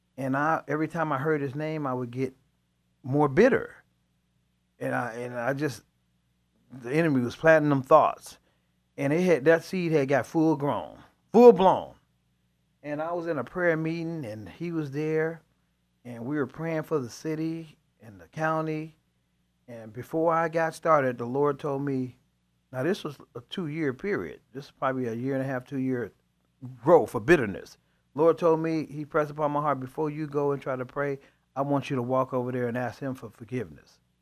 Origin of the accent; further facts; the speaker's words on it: Chicago, Illinois, United States; I'm from Chicago